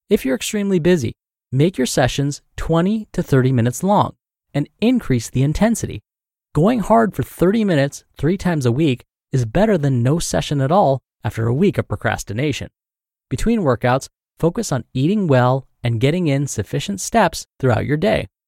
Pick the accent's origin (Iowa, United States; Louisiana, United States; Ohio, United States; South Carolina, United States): Louisiana, United States; now in New Jersey, United States; Meanwhile, I'm from Louisiana, and I'm living over here in New Jersey